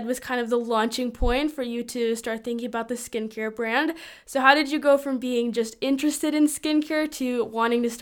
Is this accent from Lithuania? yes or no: yes; Lithuania; born there; I was born in Lithuania, and so my parents grew up in a Lithuanian European environment and had European views about college and such.